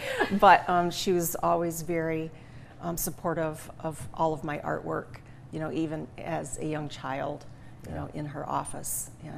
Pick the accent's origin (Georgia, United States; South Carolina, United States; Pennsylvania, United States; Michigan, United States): Michigan, United States; St. Louis; now in Jackson, United States; We live in Jackson, but I grew up in St. Louis, right up 127.